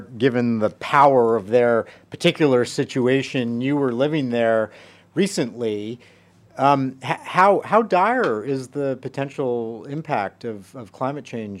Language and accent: English; United States; also born or lived in Townsville, Australia; I'm from the United States